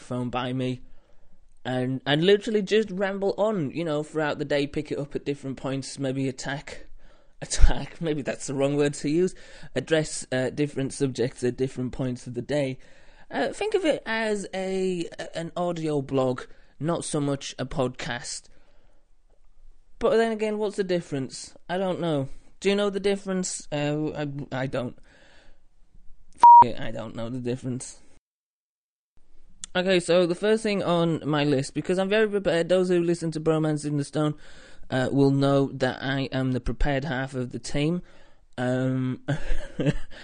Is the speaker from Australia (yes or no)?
no; the north of England, United Kingdom; I'm from up north, where apparently it's grim.